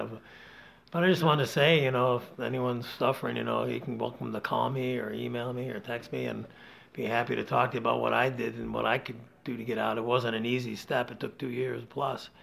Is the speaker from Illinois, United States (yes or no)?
no; Rochester, New York, United States; also born or lived in Las Vegas, Nevada; now in Campton, New Hampshire, United States; I grew up a city boy, Adam. I grew up in Rochester, New York